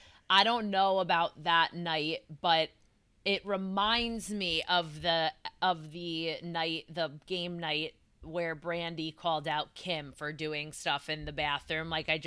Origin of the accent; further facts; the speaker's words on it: East Coast, United States; I've never heard of it from the East Coast.